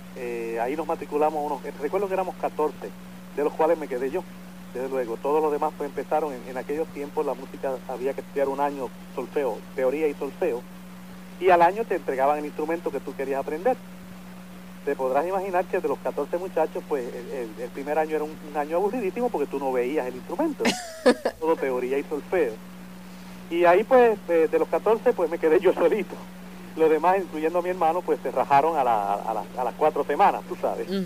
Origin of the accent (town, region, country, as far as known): San Juan, Puerto Rico; born or raised there; also born or lived in Río Piedras, Puerto Rico